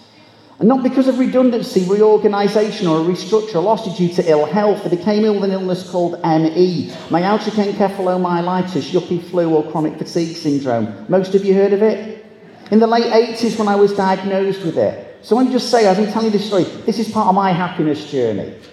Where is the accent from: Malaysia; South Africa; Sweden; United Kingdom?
United Kingdom; Manchester, North West England; I'm from Manchester